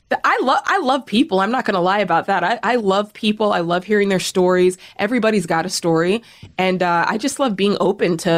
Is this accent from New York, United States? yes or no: no; Cheney, Washington, United States; also born or lived in Spokane; So I was born in Spokane, Washington, um, and lived in a small town outside of Spokane called Cheney. So if anybody's ever heard of that, shout out to Cheney, Washington